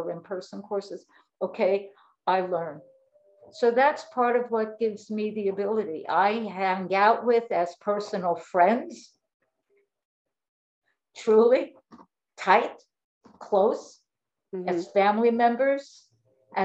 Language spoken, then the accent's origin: English; New York, United States; moved away as an adult; also born or lived in Florida; now in Fort Lauderdale, United States; I'm from New York. I now live in Florida